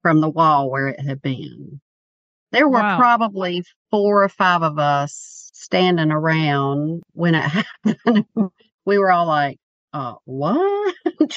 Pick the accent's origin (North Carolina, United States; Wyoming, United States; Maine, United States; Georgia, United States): North Carolina, United States; Mount Holly; moved away as an adult; now in Wake Forest, United States; I grew up outside of Charlotte, North Carolina, but we've been here for 25 years